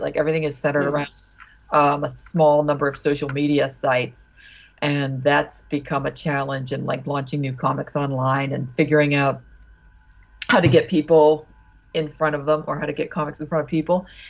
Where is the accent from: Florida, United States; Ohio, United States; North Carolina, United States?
Ohio, United States; moved away; also born or lived in Pittsburgh, Pennsylvania / Vassar, New York; I mostly grew up in Ohio